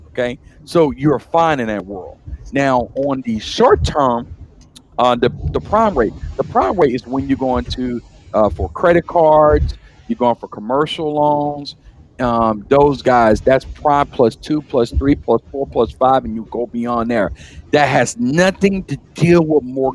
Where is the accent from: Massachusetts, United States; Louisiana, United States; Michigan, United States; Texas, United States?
Louisiana, United States; Baton Rouge; Growing up in Baton Rouge